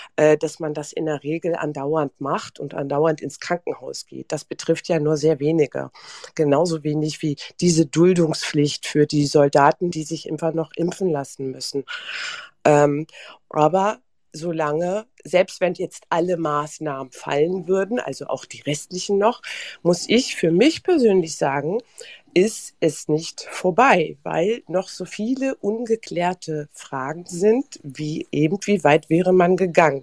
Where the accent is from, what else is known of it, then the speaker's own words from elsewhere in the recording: Germany; ich bin hier aufgewachsen in Deutschland